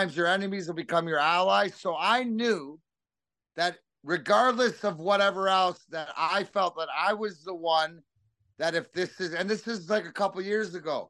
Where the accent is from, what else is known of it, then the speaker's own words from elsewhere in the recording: Leamington, Ontario, Canada; I'm from Leamington